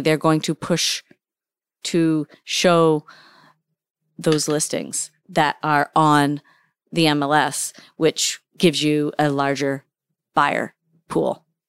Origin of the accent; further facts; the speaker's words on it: Hampden, Maine, United States; also born or lived in Dixmont, Maine / Warren, Maine; I am a, uh, lifelong resident of the state of Maine. Um, I've lived in central Maine, um, for a few years. I grew up in Hamden